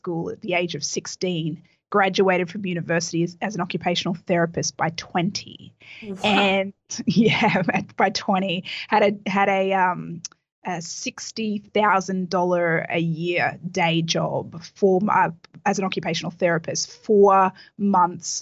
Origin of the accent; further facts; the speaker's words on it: Australia; moved away as an adult; now in Miami Beach, United States; I actually grew up in Australia